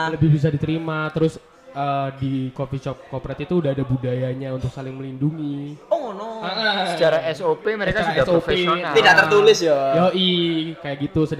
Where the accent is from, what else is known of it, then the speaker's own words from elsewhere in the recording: North Sumatra, Indonesia; Kan aku itu kan orang Batak gitu.